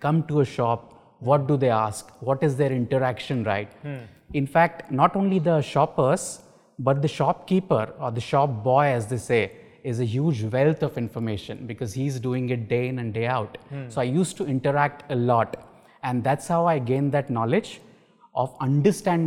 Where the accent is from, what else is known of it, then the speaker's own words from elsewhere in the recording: Mumbai, Maharashtra, India; also born or lived in Kerala; I was born and brought up in Mumbai, educated in Mumbai.